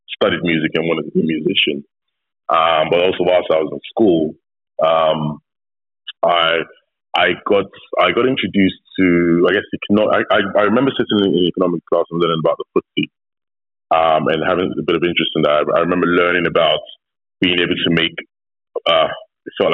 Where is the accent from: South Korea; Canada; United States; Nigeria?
Nigeria; I'm Nigerian. I am as Nigerian as they come.